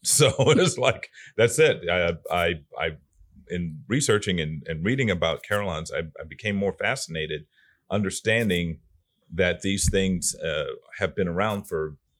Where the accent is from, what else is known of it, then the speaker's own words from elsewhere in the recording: North Florida, United States; And I'm a Floridian. I'm fourth generation Floridian. I'm from North Florida, up in the area of Amelia Island.